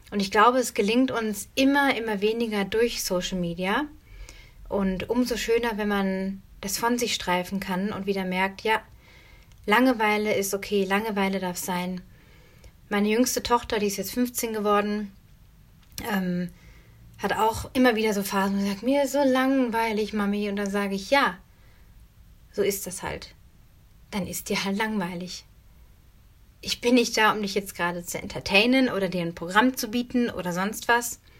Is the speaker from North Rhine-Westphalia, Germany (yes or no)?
yes; North Rhine-Westphalia, Germany; Also wenn ich früher an, an meine Kindheit denke, ich bin auf dem Dorf aufgewachsen, ähm, in Nordrhein-Westfalen, habe auf dem Land gelebt.